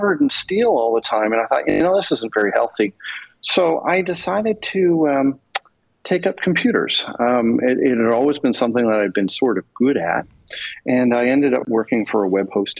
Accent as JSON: {"language": "English", "town": "Toronto", "region": "Ontario", "country": "Canada", "tie": "born or raised there", "also_born_or_lived": "Houston, Texas / Atlantic Canada", "said": "I was born in Houston, Texas. My father then moved back to Canada when I was an infant. So I didn't get a choice. I had to go with him. And I grew up in Toronto"}